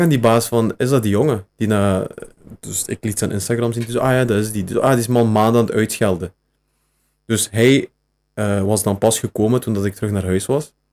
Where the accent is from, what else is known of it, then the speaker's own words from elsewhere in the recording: Beringen, Flanders, Belgium; now in Bilzen, Belgium; ik woon nu in Bilzen. Maar ik ben afkomstig van Beringen.